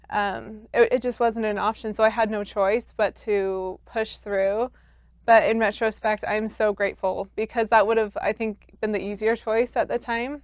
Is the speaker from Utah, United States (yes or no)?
yes; Salt Lake City, Utah, United States; I grew up just here in Salt Lake City in East Mill Creek.